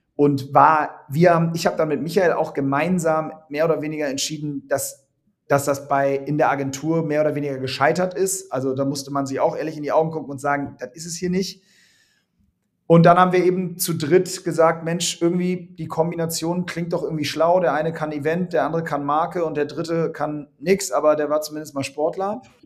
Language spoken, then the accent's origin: German; Hamburg, Germany; Hamburg, meine Heimatstadt